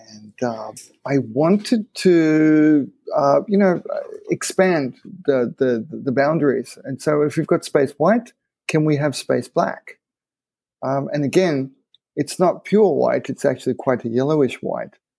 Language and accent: English; Japan; growing up in Japan